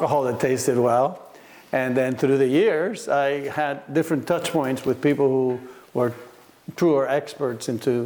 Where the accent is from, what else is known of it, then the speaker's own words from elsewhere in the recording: Cuba; also born or lived in Miami; now in Oregon, United States; I grew up in Cuba. I was born in Cuba.